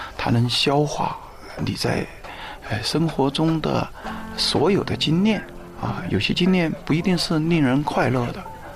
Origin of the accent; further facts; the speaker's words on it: Guang'an, Sichuan, China; 我是在那个四川的乡村里面长大的嗯，在那个广安的武圣县，我在那儿出生嗯。呃，在那儿一直读到那个高中毕业